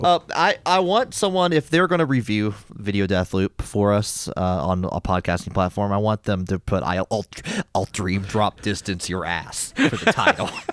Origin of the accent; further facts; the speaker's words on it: United States; as an American